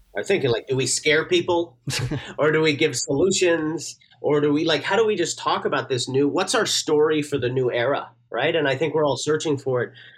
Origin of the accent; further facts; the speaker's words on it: Newfoundland and Labrador, Canada; moved away; I'm from Newfoundland originally